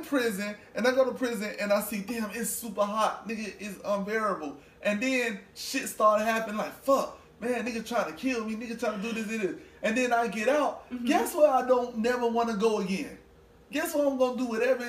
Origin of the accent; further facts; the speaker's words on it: Miami, Florida, United States; Yeah, but I'm from Miami.